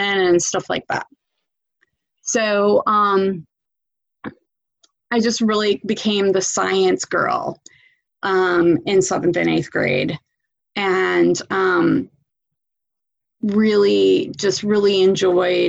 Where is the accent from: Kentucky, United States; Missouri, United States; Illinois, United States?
Illinois, United States; Chicago; now in Bexley, Ohio, United States; I grew up in Chicago